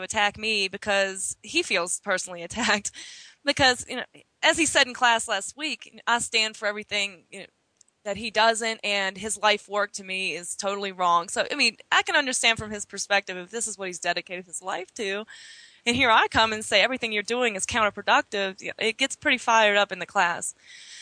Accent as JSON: {"language": "English", "region": "Appalachia", "country": "United States", "also_born_or_lived": "Virginia", "moved": "as an adult", "lives_now": "Colorado, United States", "said": "I'm from Appalachia, a very small town in the south"}